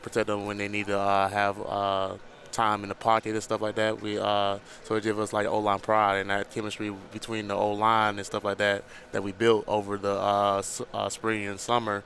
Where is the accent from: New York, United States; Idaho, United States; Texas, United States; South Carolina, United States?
South Carolina, United States; Barnwell; moved away as an adult; now in Lawrence, Kansas, United States; back at my hometown in Barnwell